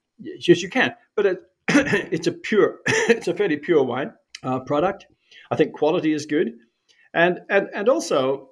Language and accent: English; New Zealand; moved away as an adult; also born or lived in Europe; now in Canada; I grew up in New Zealand